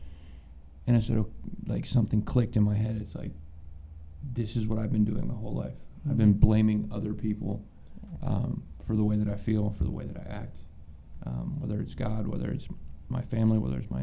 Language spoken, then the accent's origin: English; Columbus, Ohio, United States; I'm from Columbus, Ohio